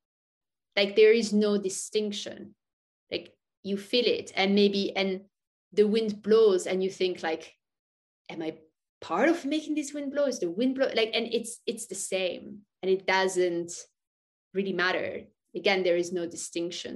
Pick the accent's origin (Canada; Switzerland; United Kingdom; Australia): Switzerland; also born or lived in Thailand; now in San Francisco Bay Area, United States; I grew up in Switzerland